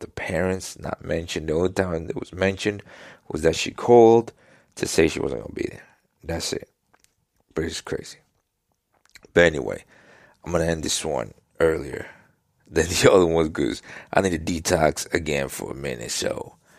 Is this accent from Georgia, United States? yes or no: no; New York City, New York, United States; I grew up in Queens, New York at the time of Gotti and the mobsters.